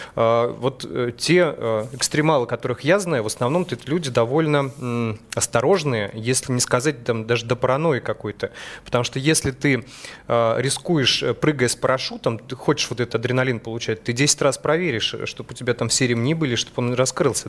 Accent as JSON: {"language": "Russian", "town": "Krasnoyarsk", "region": "Krasnoyarsk Krai", "country": "Russia", "tie": "born or raised there", "said": "Я сам э, родился в Красноярске, в Сибири. Э, у нас есть традиция, как бы, у сибиряков"}